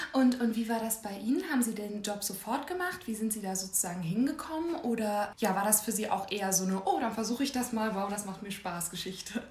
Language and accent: German; Schwerin, Mecklenburg-Vorpommern, Germany; ich komme komm aus Schwerin, also das ist jetzt ja auch nicht so riesig.